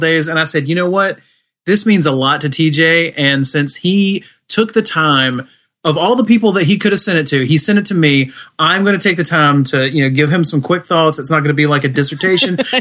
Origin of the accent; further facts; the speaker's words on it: United States; I'm American.